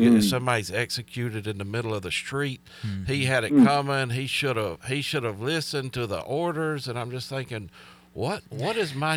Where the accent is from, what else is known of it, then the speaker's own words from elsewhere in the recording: Alabama, United States; growing up in Alabama